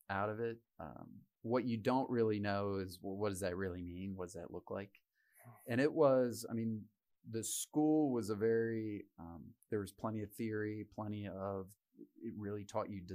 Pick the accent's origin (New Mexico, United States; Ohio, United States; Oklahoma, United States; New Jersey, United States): Ohio, United States; Northern; now in Denver, United States; I grew up in Northern Ohio